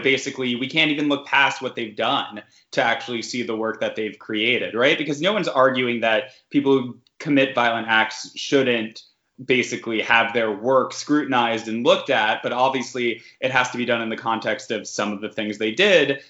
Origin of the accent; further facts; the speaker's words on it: New York City, New York, United States; I grew up in Queens, so this is territory I'm familiar